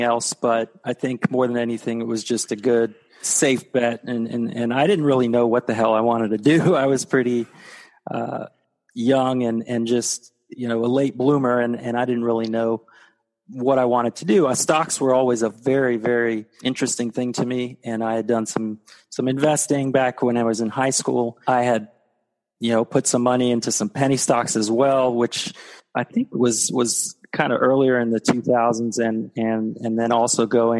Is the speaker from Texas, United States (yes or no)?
yes; Texas, United States; moved away; also born or lived in Florida; I grew up in Texas.